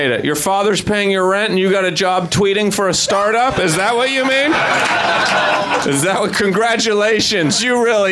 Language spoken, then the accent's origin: English; Idaho, United States; I'm from Idaho